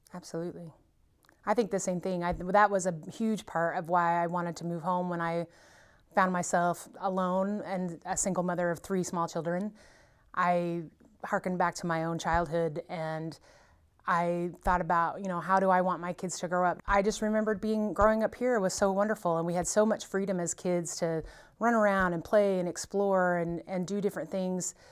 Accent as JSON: {"language": "English", "town": "Mountain Grove", "region": "Missouri", "country": "United States", "tie": "born or raised there", "moved": "yes", "said": "I grew up here and left"}